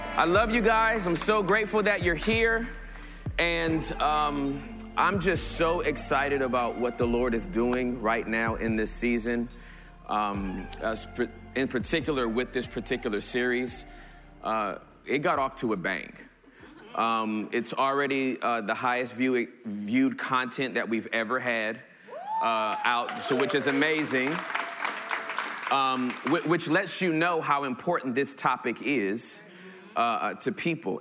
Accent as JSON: {"language": "English", "town": "Valinda", "region": "California", "country": "United States", "tie": "born or raised there", "also_born_or_lived": "Inglewood, California", "said": "I, grew up in a city called Valinda, California"}